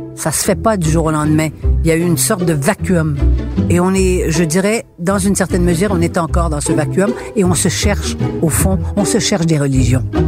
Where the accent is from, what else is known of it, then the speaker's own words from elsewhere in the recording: Quebec, Canada; nous étions une société francophile, de langue française